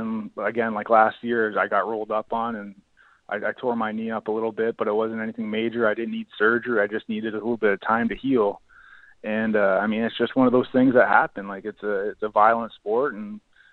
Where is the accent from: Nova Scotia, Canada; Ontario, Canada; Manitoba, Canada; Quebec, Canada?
Ontario, Canada; Kingston; I'm from Kingston, same with Matt O'Donnell